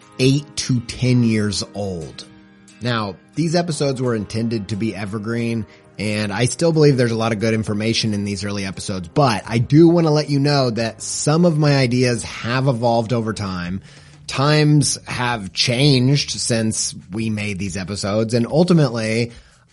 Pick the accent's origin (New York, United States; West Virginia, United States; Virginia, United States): New York, United States; Buffalo; moved away; also born or lived in Indiana; I grew up in Western New York, in near Buffalo, and also in Indiana